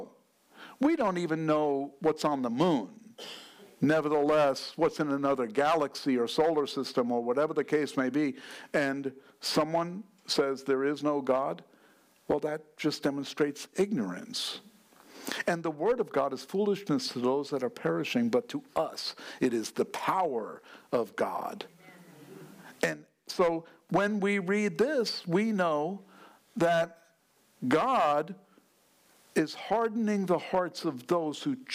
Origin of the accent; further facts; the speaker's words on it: New York, United States; I'm from New York